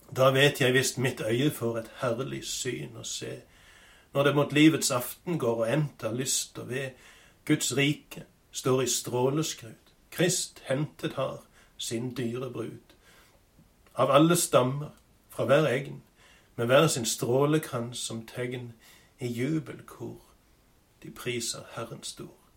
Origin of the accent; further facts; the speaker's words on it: Sokndal, Rogaland, Norway; hjemme på Vatland i Sokndal, på gården der jeg har vokst opp